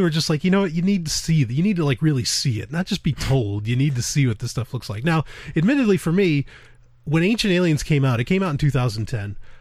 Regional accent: New York, United States; I am a Jew from New York

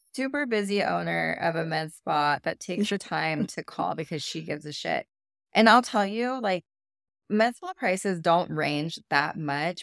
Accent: California, United States; moved away; I'm from California. I feel like we're just a little bit more health conscious over there.

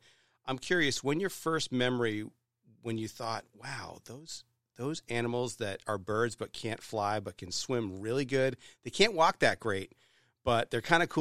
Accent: New Hampshire, United States; I grew up in New Hampshire

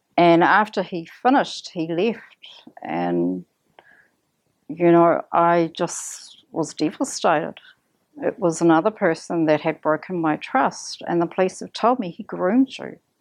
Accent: Kaitaia, Northland, New Zealand; moved away; also born or lived in Auckland; I come from Kaitaia

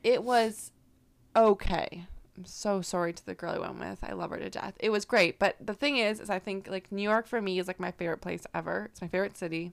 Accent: Canada; I'm from Canada

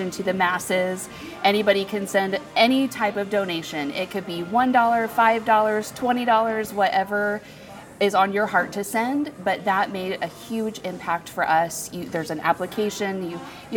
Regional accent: Kokomo, Indiana, United States; I am from Kokomo, Indiana.

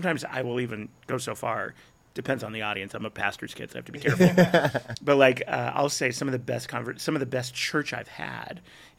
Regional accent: San Jose, California, United States; moved away as an adult; also born or lived in Azusa, California; now in Tennessee, United States; I grew up in San Jose.

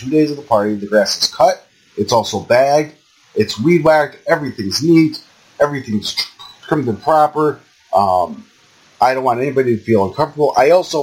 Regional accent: Old Forge, Pennsylvania, United States; there's a town called El Forge, my hometown

